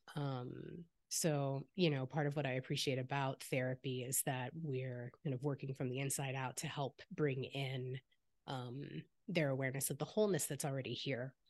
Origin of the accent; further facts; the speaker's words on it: the Bay Area, California, United States; I grew up here in the Bay